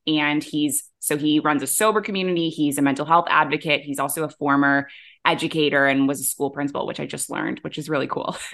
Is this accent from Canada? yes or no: yes; Canada; moved away as an adult; also born or lived in Middle East; now in Bali, Indonesia; I'm a Canadian who moved across the world to the Middle East at age twenty-three, and I never went back.